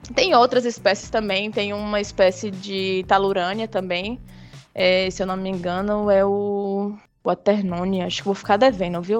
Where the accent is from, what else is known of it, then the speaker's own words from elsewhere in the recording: Bahia, Brazil; also born or lived in Juazeiro, Bahia; eu sou da Bahia